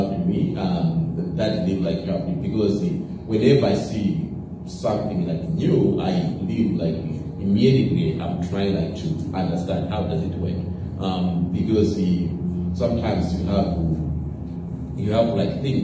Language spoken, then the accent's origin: English; Malawi; Growing up in Malawi, I grew up in a very like small village.